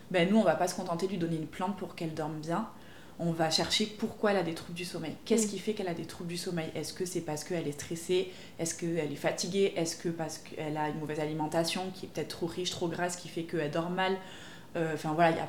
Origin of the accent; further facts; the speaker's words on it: Pau, Nouvelle-Aquitaine, France; donc à Pau, puisque je suis originaire de Pau.